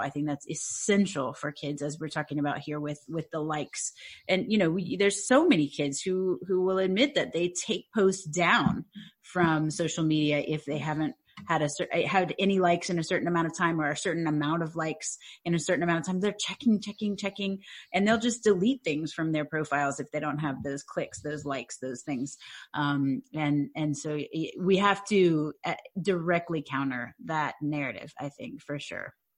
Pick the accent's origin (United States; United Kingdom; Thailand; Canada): United States; Louisiana; I'm from Louisiana.